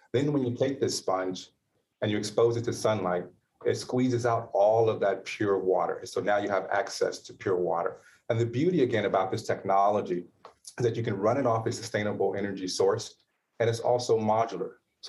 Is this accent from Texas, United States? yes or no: yes; Houston, Texas, United States; Houston, Texas.